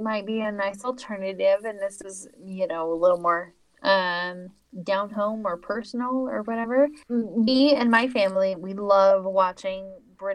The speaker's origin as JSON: {"language": "English", "country": "United States", "said": "I'm an American."}